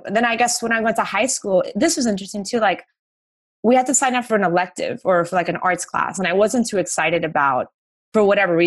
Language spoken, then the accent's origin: English; Miami, Florida, United States; moved away as an adult; now in Los Angeles, United States; growing up in Miami